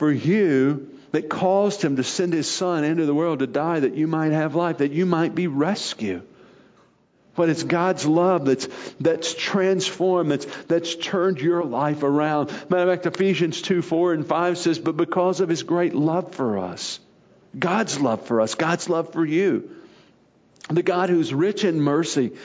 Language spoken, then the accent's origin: English; Arkansas, United States; moved away; growing up in Arkansas